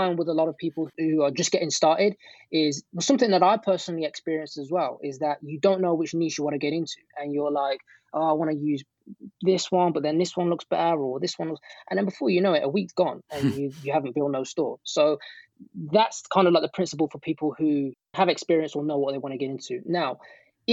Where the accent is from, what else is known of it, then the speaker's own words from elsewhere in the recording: United Kingdom; accent: British; my British accent